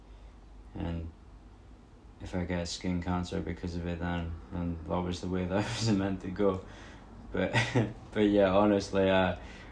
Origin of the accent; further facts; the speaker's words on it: Scotland, United Kingdom; coming from Scotland